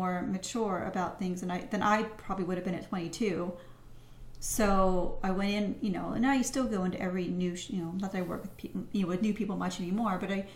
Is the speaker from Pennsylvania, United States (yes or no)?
yes; Pittsburgh, Pennsylvania, United States; I'm from Pittsburgh, so West Virginia is technically like 45 minutes, an hour away